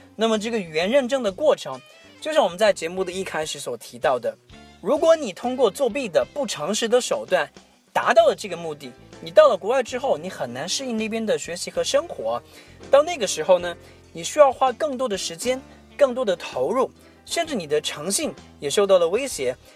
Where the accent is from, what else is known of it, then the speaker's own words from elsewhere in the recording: China; 我们中国人就那么喜欢作弊，那么喜欢走捷径